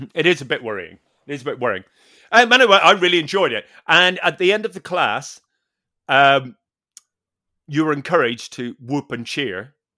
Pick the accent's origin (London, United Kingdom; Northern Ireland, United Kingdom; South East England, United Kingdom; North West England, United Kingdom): Northern Ireland, United Kingdom; I'm a Northern Irish pers-, person